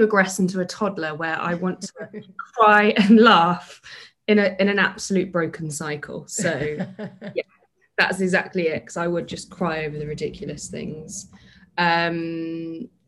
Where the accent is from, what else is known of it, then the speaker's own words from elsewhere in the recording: London, United Kingdom; moved away as an adult; also born or lived in Bath, Somerset; now in Somerset, United Kingdom; So I'm originally from London, now based in Somerset.